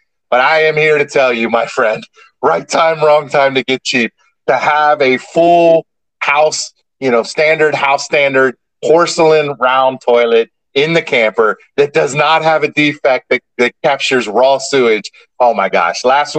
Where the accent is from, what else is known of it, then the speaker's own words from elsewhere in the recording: Ireland; Hey, man, remember, I'm Irish, so it's we.